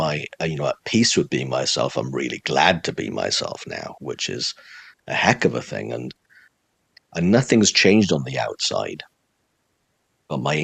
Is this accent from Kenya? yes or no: no; Swansea, Wales, United Kingdom; moved away as an adult; also born or lived in Cardiff; I grew up in the city of Swansea in South Wales